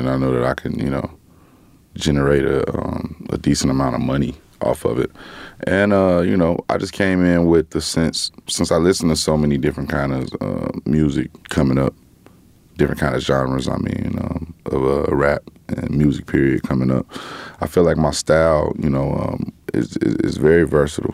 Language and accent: English; Gary, Indiana, United States; I'm from Gary